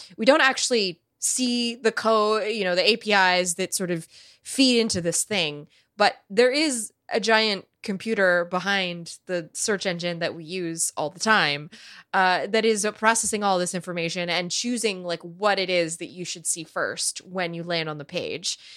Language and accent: English; United States; I grew up being educated in the United States of America